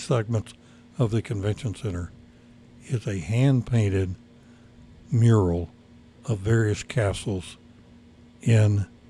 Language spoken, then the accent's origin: English; Grapevine, Texas, United States; born or raised there